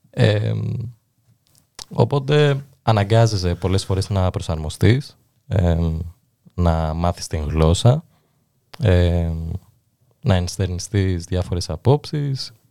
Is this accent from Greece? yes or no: no; Fier, Fier County, Albania; Ε, η αλήθεια είναι μεγάλωσα στο Φιέρι, η οποία είναι μικρή πόλη.